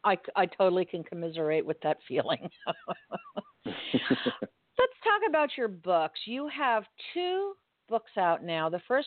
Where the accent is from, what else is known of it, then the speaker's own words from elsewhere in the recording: Florida, United States; He is originally from North Carolina, but now lives in my home state of Florida.